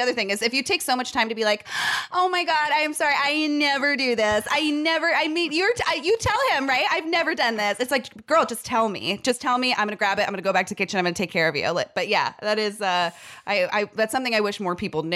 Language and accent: English; San Jose, California, United States; I was born in San Jose